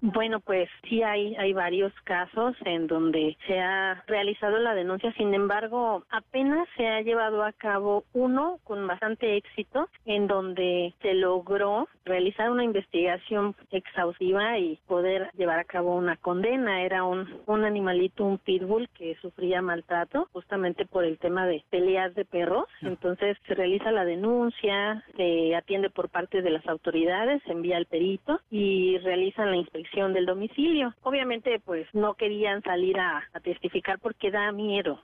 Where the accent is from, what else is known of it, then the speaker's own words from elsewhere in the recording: Mexico; nosotros como mexicanos